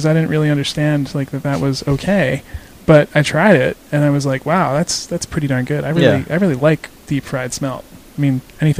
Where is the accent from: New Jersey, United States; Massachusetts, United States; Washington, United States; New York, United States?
New York, United States; Long Island; moved away; So back where I grew up on Long Island